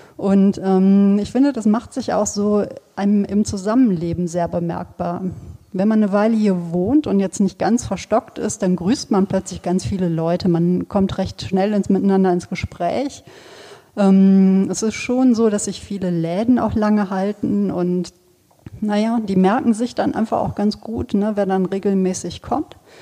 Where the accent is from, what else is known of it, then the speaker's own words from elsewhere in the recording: Sauerland, North Rhine-Westphalia, Germany; also born or lived in Wipperfürth; now in Cologne, Germany; ich komme aber ursprünglich aus dem Sauerland